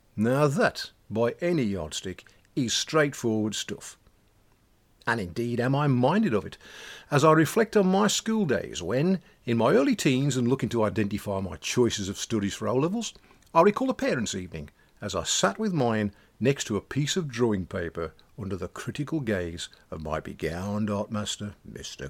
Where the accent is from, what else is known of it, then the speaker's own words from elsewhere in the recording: Black Country, West Midlands, United Kingdom; accent: Black Country dialect; now in Welsh borders; our black country dialect